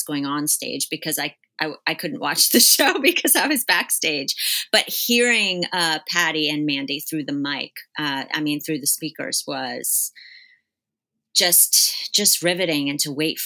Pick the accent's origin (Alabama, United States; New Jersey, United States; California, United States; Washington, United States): New Jersey, United States; Bergen County; I'm from Bergen County, New Jersey.